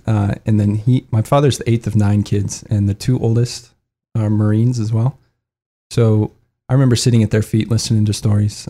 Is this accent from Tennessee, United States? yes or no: no; Lincoln, Nebraska, United States; I'm originally from Lincoln, Nebraska. I'm the fourth of five kids, but mom and dad uh, they yeah they raised us all Catholic. We're actually two blocks away from our church and our school. Um, so yeah, I, I grew up going to Catholic schools